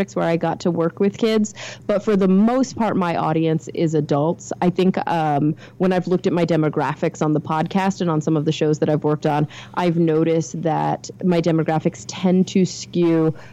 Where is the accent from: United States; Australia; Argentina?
United States; Texas; now in Los Angeles, United States; I grew up in Texas, which is a very conservative part of the United States. Now I live in Los Angeles